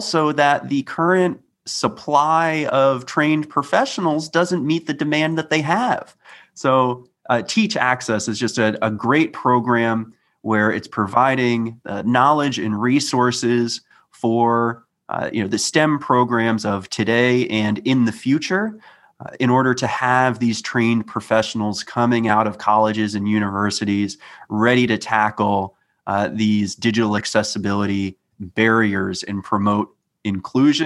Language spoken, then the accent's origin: English; Maryland, United States; growing up in Maryland, I received my assistive technology from DOORS